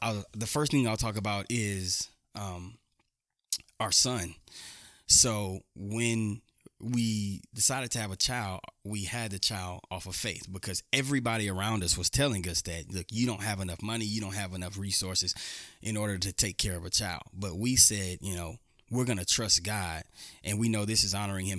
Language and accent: English; Houston, Texas, United States; moved away as an adult; now in Dodge City, United States; Houston, Texas native